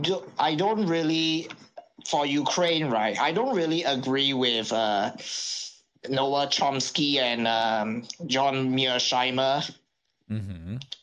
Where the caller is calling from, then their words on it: Singapore; Good morning. I'm from Singapore, and I call halfway around the world.